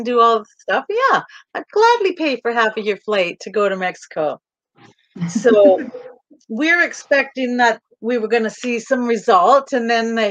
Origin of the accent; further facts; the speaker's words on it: Kamloops, British Columbia, Canada; also born or lived in Calgary; we moved from Calgary back to Kamloops, which is where I'm from.